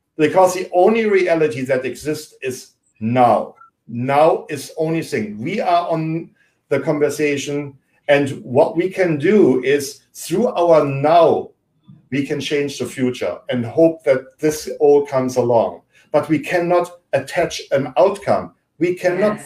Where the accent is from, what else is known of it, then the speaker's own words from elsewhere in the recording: Germany; English is a second language; now in United States; I grew up in Germany